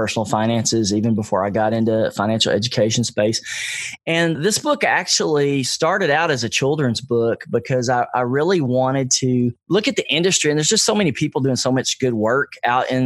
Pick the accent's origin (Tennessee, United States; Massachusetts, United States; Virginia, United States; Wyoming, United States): Tennessee, United States; Nashville; I grew up in East Nashville, which was not a really well-respected neighborhood.